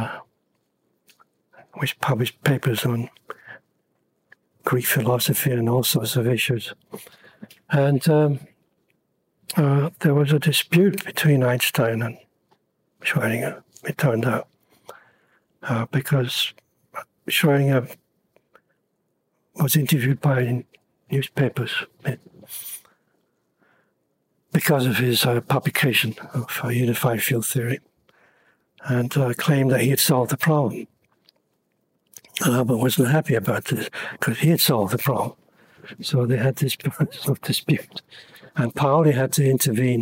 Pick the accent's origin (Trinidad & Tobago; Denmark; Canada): Denmark; Copenhagen, Capital Region of Denmark; moved away; also born or lived in London; I was born in Copenhagen